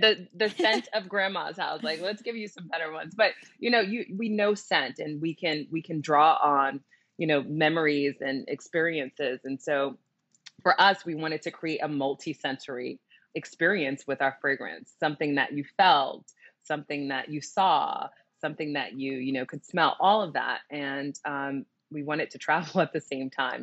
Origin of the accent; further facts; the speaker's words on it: New Jersey, United States; I grew up in New Jersey, and I totally was a mall kid